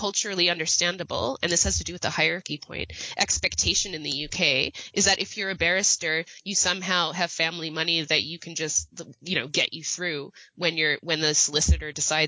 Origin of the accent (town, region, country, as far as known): Canada